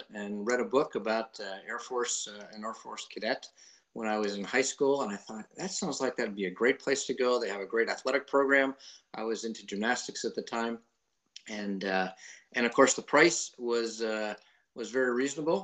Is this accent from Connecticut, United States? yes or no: yes; just north of New Haven, Connecticut, United States; moved away as an adult; I grew up in Connecticut, just north of New Haven.